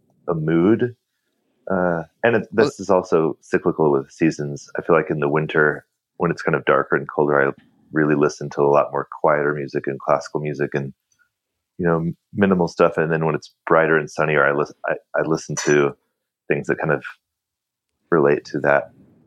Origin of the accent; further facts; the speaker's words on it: San Diego, California, United States; I grew up in San Diego